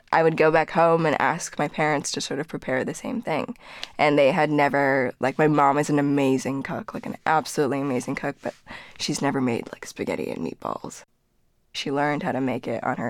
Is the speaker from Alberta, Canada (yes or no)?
no; suburb of Toronto, Ontario, Canada; first language Korean; also born or lived in Seoul, South Korea; When we got to Canada, we moved to a pretty small suburb of Toronto